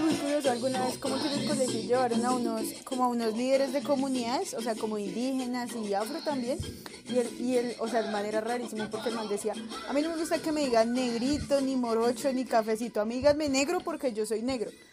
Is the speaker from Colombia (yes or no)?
yes; Colombia; moved away; soy de Colombia.